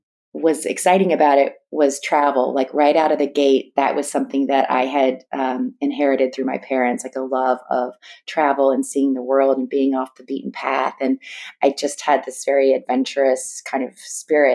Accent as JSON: {"language": "English", "area": "East Bay Area", "region": "Northern California", "country": "United States", "tie": "born or raised there", "said": "I grew up in Northern California. I'm from the East Bay Area"}